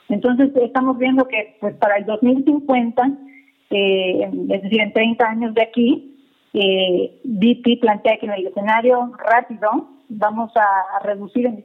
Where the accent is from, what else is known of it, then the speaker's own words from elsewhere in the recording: Mérida, Yucatán, Mexico; now in Mexico City, Mexico; Ah, mira, mi tierra.